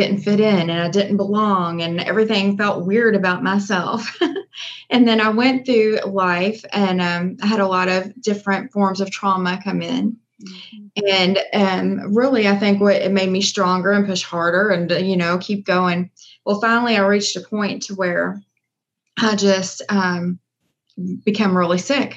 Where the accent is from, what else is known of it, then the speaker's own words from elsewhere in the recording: Louisville, Kentucky, United States; I'm from Louisville, Kentucky. I've always been here